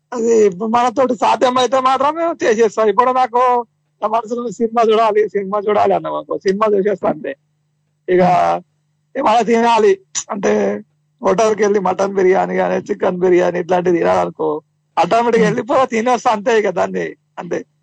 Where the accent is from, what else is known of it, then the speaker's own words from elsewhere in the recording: Ananthasagar, Telangana, India; Sangareddy district మాది అనంత సాగర్ గ్రామం